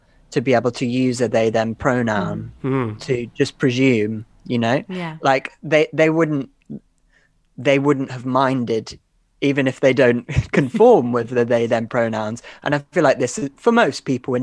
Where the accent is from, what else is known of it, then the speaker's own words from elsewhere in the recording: Guildford, South East England, United Kingdom; I grew up in Guildford.